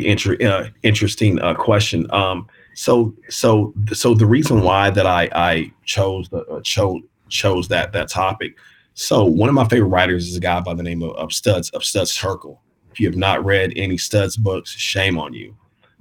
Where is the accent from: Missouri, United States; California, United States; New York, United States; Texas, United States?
Missouri, United States; Kansas City; I'm from Kansas City.